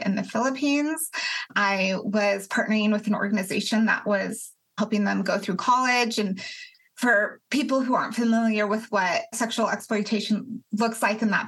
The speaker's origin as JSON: {"language": "English", "region": "Colorado", "country": "United States", "moved": "yes", "lives_now": "Athens, United States", "said": "I'm originally from Colorado. I live in Athens, Georgia."}